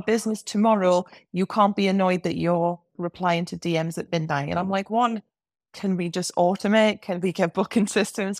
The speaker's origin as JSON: {"language": "English", "region": "England", "country": "United Kingdom", "accent": "English", "said": "my English accent"}